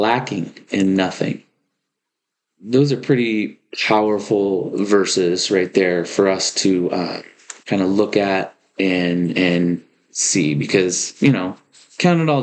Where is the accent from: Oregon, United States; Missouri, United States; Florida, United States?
Oregon, United States; Lived here, been pretty much born and raised in Oregon my entire life